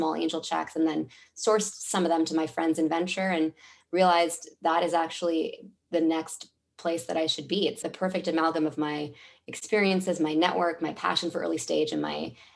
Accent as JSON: {"language": "English", "town": "Mountain View", "region": "California", "country": "United States", "tie": "born or raised there", "also_born_or_lived": "Washington, D.C.", "moved": "as an adult", "said": "my hometown of the Bay Area? I was born in Mountain View."}